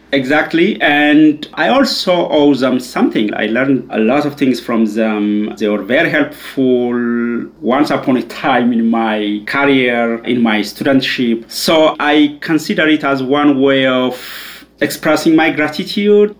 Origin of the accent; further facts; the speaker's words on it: Ethiopia; moved away as an adult; also born or lived in Leuven, Belgium; I'm originally from Ethiopia. That's where I grew up and did my undergrad